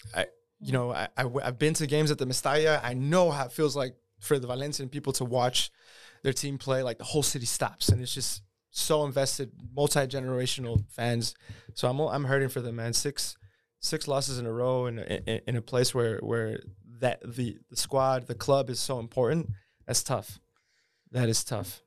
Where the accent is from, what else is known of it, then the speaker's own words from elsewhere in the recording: Houston, Texas, United States; now in Austin, United States; I grew up in Houston, too